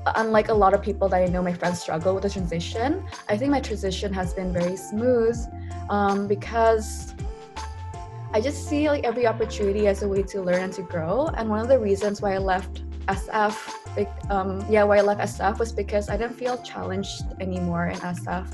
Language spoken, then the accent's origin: English; Jakarta, Indonesia; moved away as an adult; also born or lived in Berkeley, California; I grew up in Jakarta, Indonesia